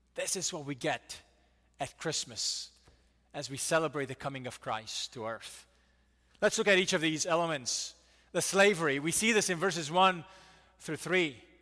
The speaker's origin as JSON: {"language": "English", "country": "United States", "said": "we Americans"}